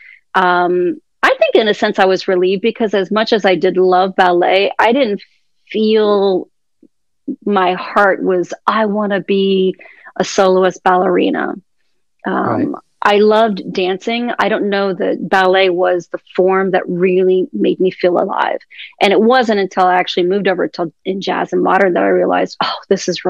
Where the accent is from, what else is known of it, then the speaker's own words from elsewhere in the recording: Columbus, Ohio, United States; also born or lived in Fort Lauderdale, Florida; now in Miami, United States; I grew up in Columbus, Ohio